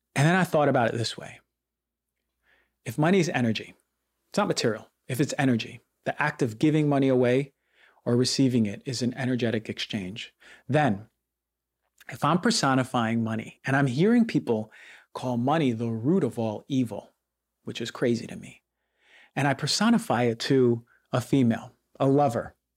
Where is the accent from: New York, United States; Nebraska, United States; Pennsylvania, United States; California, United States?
New York, United States; growing up in New York